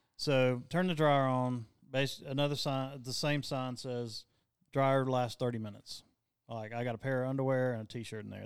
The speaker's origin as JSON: {"language": "English", "region": "the South", "country": "United States", "said": "we're from the South"}